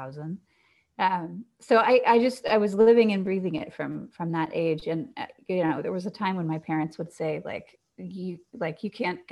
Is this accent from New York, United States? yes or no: no; Atlanta, Georgia, United States; I grew up in Atlanta